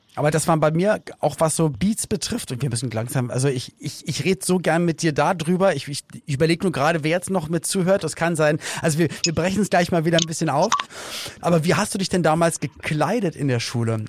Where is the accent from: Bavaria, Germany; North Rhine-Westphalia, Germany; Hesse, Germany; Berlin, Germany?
Berlin, Germany; ich bin dann halt in Berlin aufgewachsen, in West-Berlin